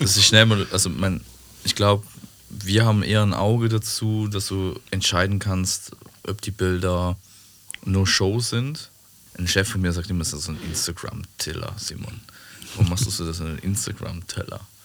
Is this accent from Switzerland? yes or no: yes; Switzerland; Das ist da, wo ich herkomme in der Schweiz.